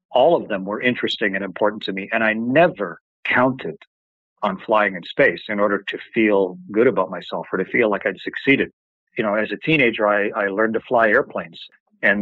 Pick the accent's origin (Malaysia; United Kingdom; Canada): Canada; I'm a Canadian. We don't even have a space agency up in my country.